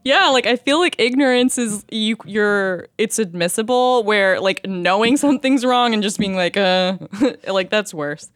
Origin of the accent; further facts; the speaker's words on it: United States; also born or lived in Oklahoma / Texas; now in Los Angeles, United States; I grew up in Oklahoma and Texas